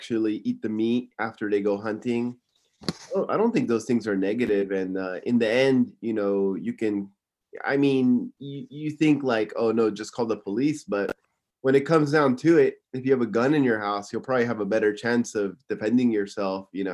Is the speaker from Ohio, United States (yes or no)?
no; Simi Valley, California, United States; moved away as an adult; now in Tokyo, Japan; Originally, I'm from Simi Valley, California